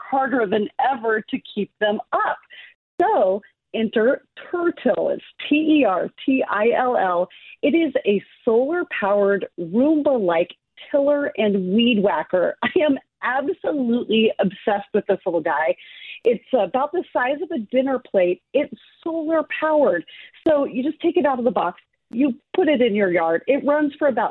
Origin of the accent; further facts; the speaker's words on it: Alaska, United States; moved away; every summer I go to my home state of Alaska